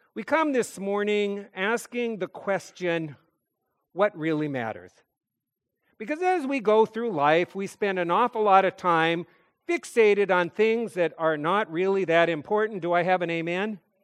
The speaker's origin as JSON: {"language": "English", "region": "North Dakota", "country": "United States", "moved": "yes", "said": "I'm a kid from North Dakota"}